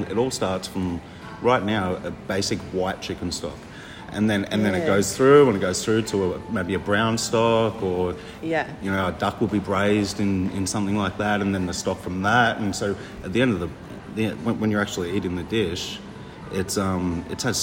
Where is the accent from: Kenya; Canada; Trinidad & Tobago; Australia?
Australia; country Victoria; also born or lived in Sydney; I grew up on Bangers and Mash in country Victoria